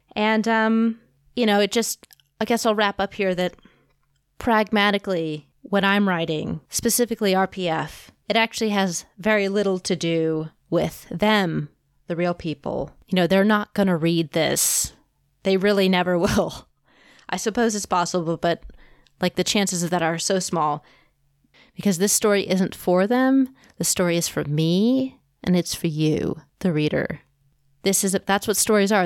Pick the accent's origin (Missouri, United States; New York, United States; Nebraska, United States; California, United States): Missouri, United States; Kansas City; here in Kansas City, my hometown